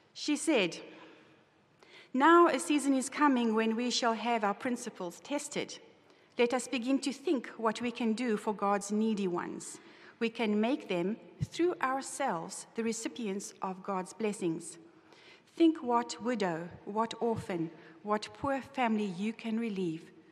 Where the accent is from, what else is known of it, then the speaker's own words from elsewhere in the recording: South Africa; moved away as an adult; now in United States; As a South African, we never, uh, we do, we don't have Thanksgiving. And so when I came here seven years ago